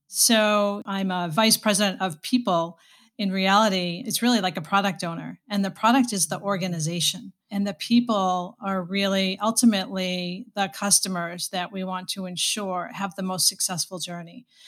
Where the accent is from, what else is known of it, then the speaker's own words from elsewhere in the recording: Boston, Massachusetts, United States; moved away as an adult; now in Saint Louis, United States; I am from Boston, born, raised, and, uh, spent a good part of my life in Boston